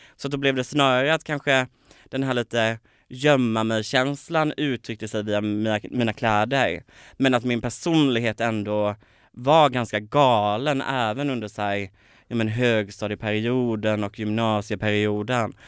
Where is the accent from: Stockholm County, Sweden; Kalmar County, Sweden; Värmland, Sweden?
Kalmar County, Sweden; Påryd; moved away; i ett litet samhälle som heter Påryd där jag är uppvuxen.